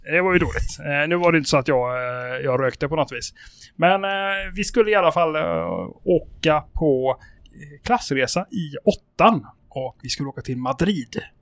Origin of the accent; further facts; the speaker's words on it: Sweden; also born or lived in Spain; jag bodde ju i ett par år i Spanien under min uppväxt. Mm. Och i Spanien så är ju reglerna helt annorlunda än eh, här hemma i Sverige